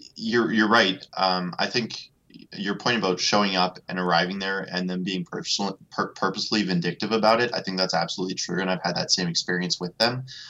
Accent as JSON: {"language": "English", "region": "Alberta", "country": "Canada", "said": "I'm from Alberta"}